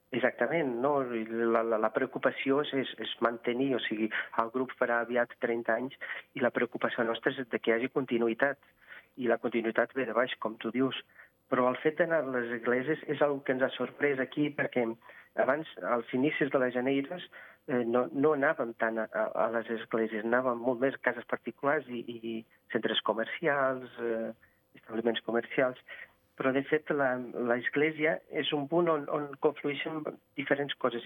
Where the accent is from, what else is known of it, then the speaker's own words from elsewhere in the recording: Vila Praia de Âncora, Viana do Castelo, Portugal; Catalan is a second language; now in Andorra; Jo sóc de Vila Praia de Àncora, a prop de Viana do Castelo